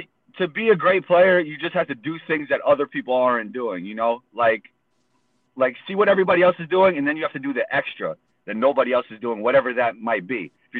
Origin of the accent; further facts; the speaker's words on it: New York City, New York, United States; Growing up in New York is a big part of it